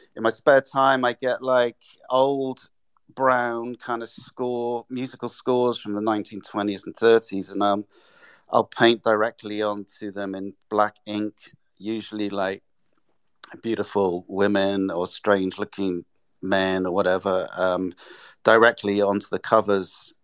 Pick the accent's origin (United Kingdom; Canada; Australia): United Kingdom; England; moved away as an adult; also born or lived in London / Japan; now in New York, United States; I'm English